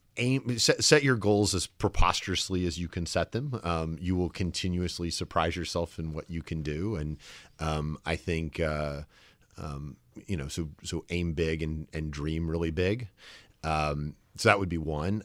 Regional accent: the South, United States; accent: the slightest wisp; moved away; I'm from the South

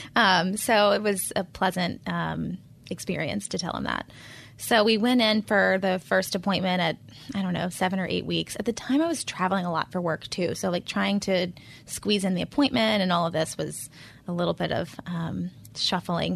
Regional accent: Charlotte, North Carolina, United States; moved away as an adult; also born or lived in Pennsylvania; I'm a native charlatan, so I was born in Presbyterian Hospital in the eighties

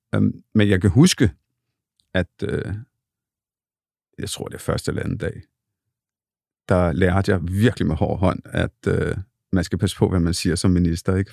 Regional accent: Copenhagen, Capital Region of Denmark, Denmark; jeg er født og opvokset på Bryggen

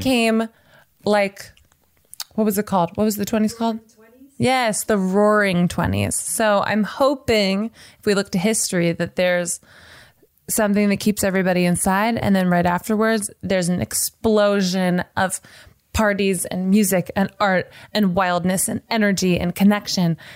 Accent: Nashville, Tennessee, United States; now in Los Angeles, United States; I'm from Nashville and then I live

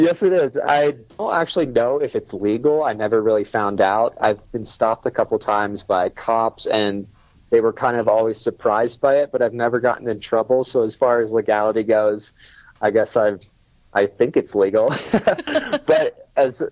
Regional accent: Pennsylvania, United States; born or raised there

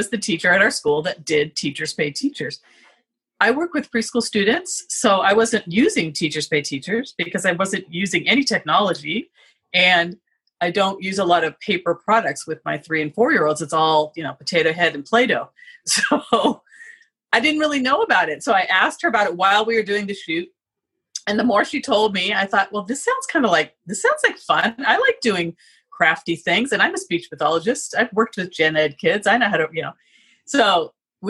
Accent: Southern California, United States; moved away as an adult; also born or lived in Boston; now in Seattle, United States; I grew up in Southern California

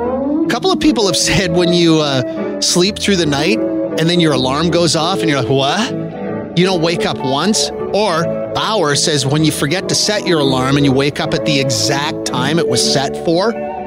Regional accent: Quebec, Canada; I grew up in Quebec.

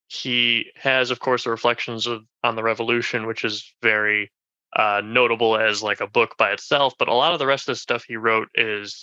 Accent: Milwaukee, Wisconsin, United States; moved away as an adult; now in Fairfax, United States; I grew up around outside of Milwaukee, so that's the area that I know best.

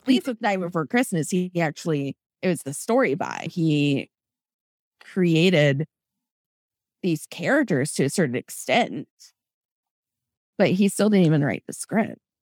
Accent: Florida, United States; also born or lived in Iowa; I grew up in Iowa, and then we moved early on to, to Florida

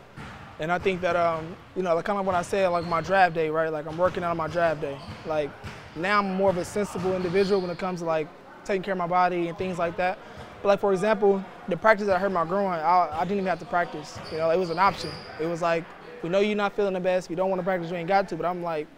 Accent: Kansas City, Missouri, United States; moved away as an adult; now in Detroit, United States; I love Kansas City. I love my hometown

